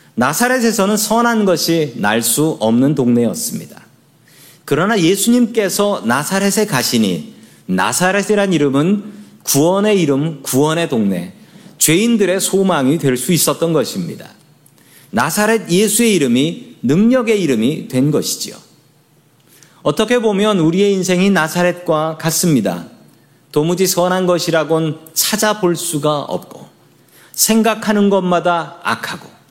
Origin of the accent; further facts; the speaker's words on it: Seoul, South Korea; 저의 고향은 서울입니다